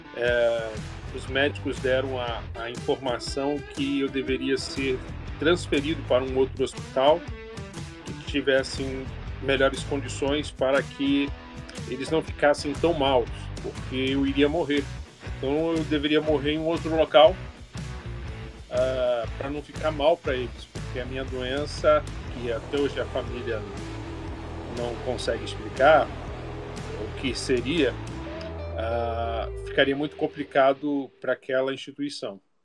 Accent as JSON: {"language": "Portuguese", "region": "Rio de Janeiro", "country": "Brazil", "moved": "as an adult", "lives_now": "São Paulo, Brazil", "said": "Carioca, sou do Rio de Janeiro e há cinco anos fazendo missões a partir da cidade de São Paulo"}